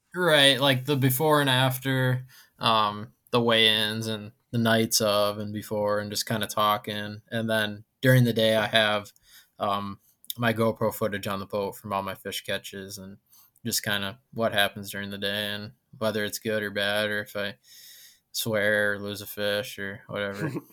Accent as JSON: {"language": "English", "region": "Wisconsin", "country": "United States", "tie": "born or raised there", "said": "I grew up on Wisconsin"}